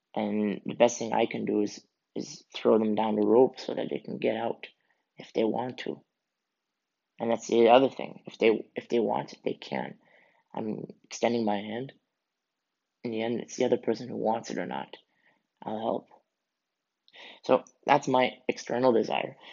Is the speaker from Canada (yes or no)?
yes; Canada; I am originally from Canada, um, and both my parents are Swiss who moved from Switzerland to Canada to start a new life